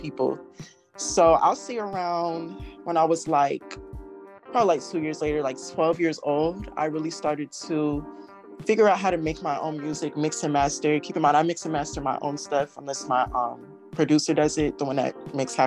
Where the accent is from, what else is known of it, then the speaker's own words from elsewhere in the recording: Space Coast, Florida, United States; I am from Space Coast, Florida, and I am a young rapper.